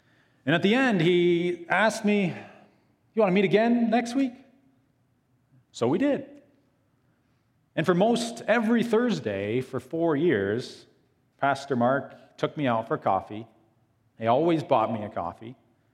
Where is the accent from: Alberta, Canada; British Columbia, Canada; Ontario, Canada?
Ontario, Canada; small town; moved away as an adult; also born or lived in Iowa; I wanted to get away from a small town, Ontario.